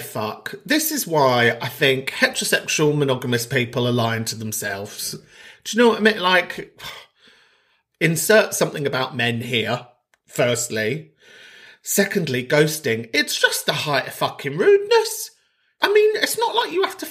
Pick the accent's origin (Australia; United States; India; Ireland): Ireland; Donegal, Ulster; I'm from Donegal, the homeland, the motherland